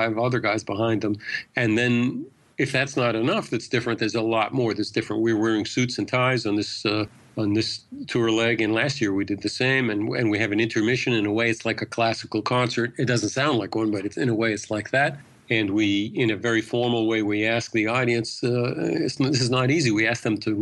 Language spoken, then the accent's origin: English; Brookline, Massachusetts, United States; when we were growing up in Boston